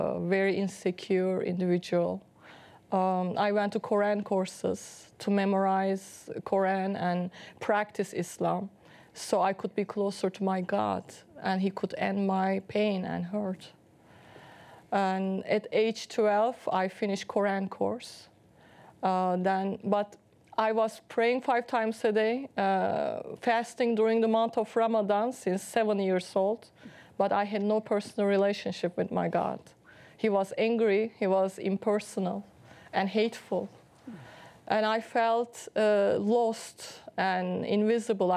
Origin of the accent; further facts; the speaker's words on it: Istanbul, Turkey; English is a second language; moved away as an adult; also born or lived in Boston; I was born in Turkey, Istanbul, Turkey, in a devout Muslim family